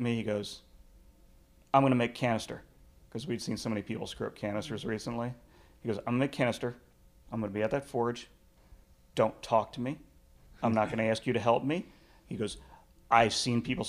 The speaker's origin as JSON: {"language": "English", "region": "Pennsylvania", "country": "United States", "said": "I'm from Pennsylvania"}